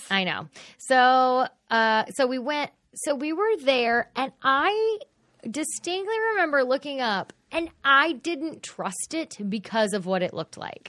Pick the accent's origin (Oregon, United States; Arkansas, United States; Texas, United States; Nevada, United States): Texas, United States; Fort Worth; I grew up in Fort Worth